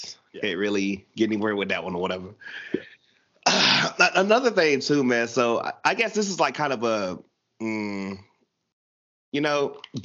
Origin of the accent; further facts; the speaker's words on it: the South, Southern United States, United States; I'm a Southern dude